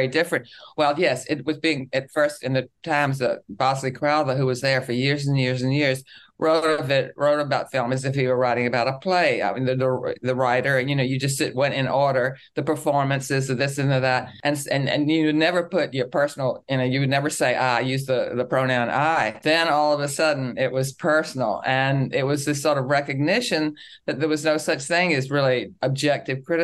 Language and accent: English; Richmond, Virginia, United States; I grew up in Richmond, Virginia